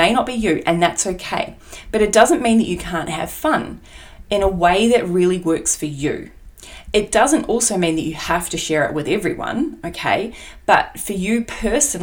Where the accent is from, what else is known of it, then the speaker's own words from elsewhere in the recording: Australia; accent: Aussie; my Aussie accent